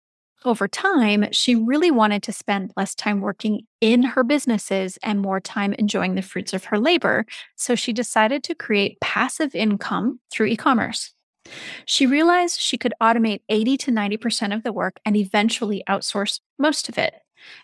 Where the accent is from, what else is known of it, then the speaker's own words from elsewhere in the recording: Seattle, Washington, United States; So I grew up in the Seattle area.